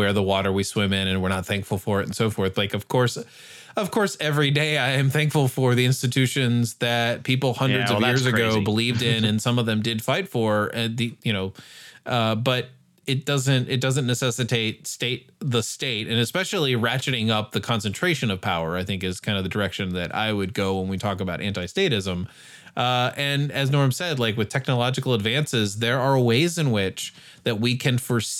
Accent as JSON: {"language": "English", "country": "United States", "said": "as an American in general Western modern society"}